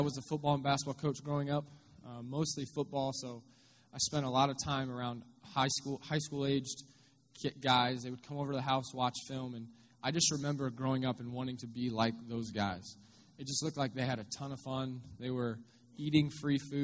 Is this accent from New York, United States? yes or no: no; Findlay, Ohio, United States; moved away; I'm actually from Northwest Ohio. I grew up in Findlay, just down the road